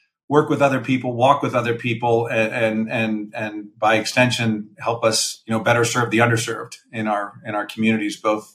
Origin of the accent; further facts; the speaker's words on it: Philadelphia, Pennsylvania, United States; born and raised in the Philadelphia area